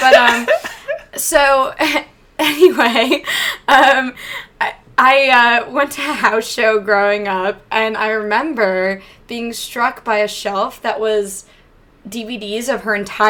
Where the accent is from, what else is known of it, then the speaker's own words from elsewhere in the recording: Charlotte, North Carolina, United States; I grew up in Charlotte.